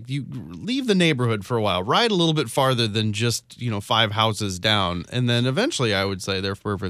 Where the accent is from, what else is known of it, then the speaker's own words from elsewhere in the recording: Red Bud, Illinois, United States; I grew up in Redbud